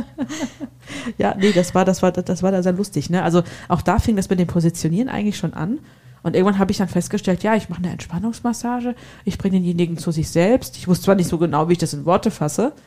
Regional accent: Hesse, Germany; accent: Hessian; Also als Hesse mit G und K ist nicht so einfach

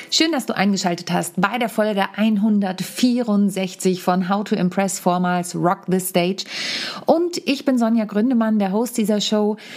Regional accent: home Samtgemeinde, Lower Saxony, Germany; Neujahrsempfang meiner Heimat Samtgemeinde

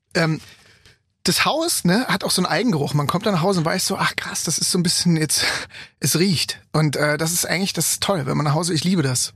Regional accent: Germany; accent: German; ich bin Deutscher. Ne? bei dem Akzent

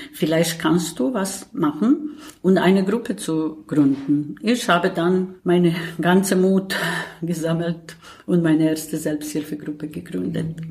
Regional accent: Bosnia & Herzegovina; German is a second language; moved away as an adult; now in Berlin, Germany; eine Flüchtling aus Bosnien und Herzegowina

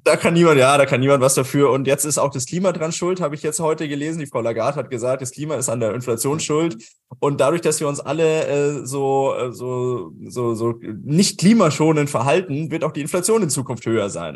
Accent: Germany; wir das in Deutschland oder in Österreich gemacht haben

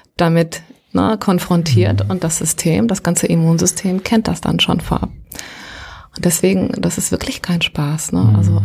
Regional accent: Gran Canaria, Canary Islands, Spain; moved away; Ich bin auf einem Fischerdorf auf Gran Canaria aufgewachsen

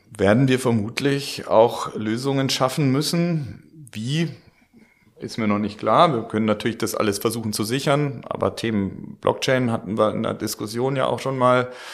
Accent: Germany; wir Deutschen

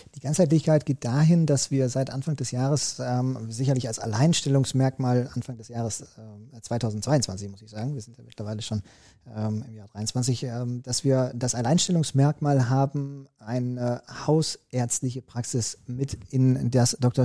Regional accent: Recklinghausen, North Rhine-Westphalia, Germany; als Kind im Recklinghäuser Kinderorchester die äh, Triangel gespielt habe

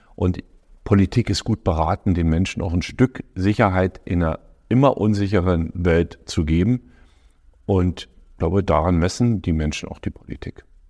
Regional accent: Forst, Brandenburg, Germany; also born or lived in Lower Bavaria; in meiner Heimatstadt in Forst damals

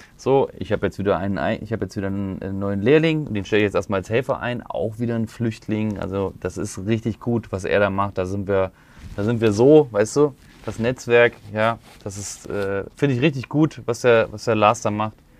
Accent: Thuringia, Germany; moved away; von Thüringen, von meiner Ecke, wo ich, wo ich herstamme.

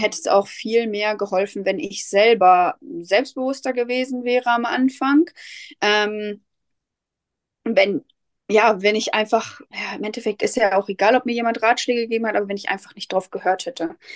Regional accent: Lipburg, North Rhine-Westphalia, Germany; ich komme aus Lipburg, das ist in der Nähe von Soest

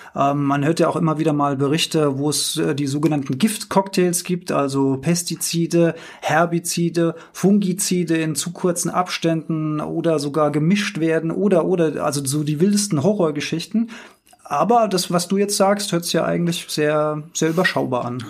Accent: Rheinhessen, Rhineland-Palatinate, Germany; Die andere Stimme in mir ist der reuhessische Genießer. Ich bin ja hier in Weinbergen sozusagen aufgewachsen

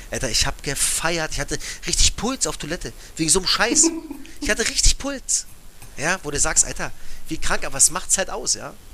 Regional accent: Cottbus, Brandenburg, Germany; Wir kommen beide aus Cottbus, ja.

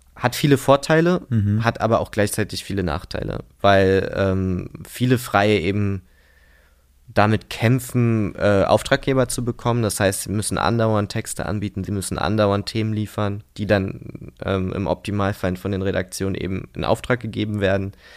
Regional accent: Berlin, Germany; in Prenzlauer Berg aufgewachsen. Also habe bis ich 18 Jahre alt war in Prenzlauer Berg gelebt

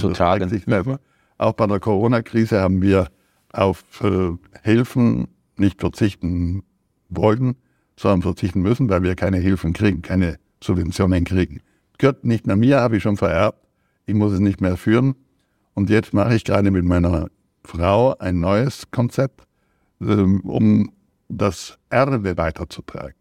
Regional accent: South Tyrol, Trentino-Alto Adige, Italy; als Südtiroler bin ich Italiener und konnte auch Italienisch lesen

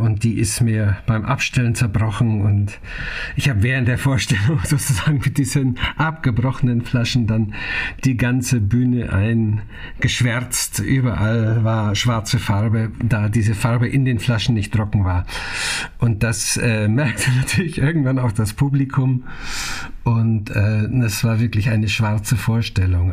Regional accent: Germany; also born or lived in Naila, Bavaria; ich bin ein, hundertprozentiger Vogtländer. Und zwar meine Mutter kommt aus dem sächsischen Vogtland

